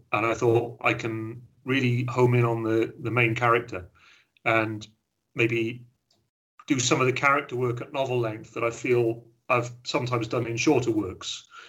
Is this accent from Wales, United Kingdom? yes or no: yes; Wales, United Kingdom; although I'm Welsh and I live in Wales, I've been all over the place, but half my family are from the West Country